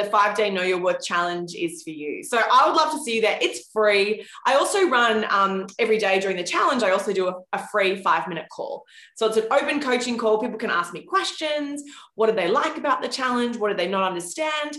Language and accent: English; Australia; now in New York City, United States; I live in New York City now, but I grew up in Australia and I actually did grow up with kangaroos in my backyard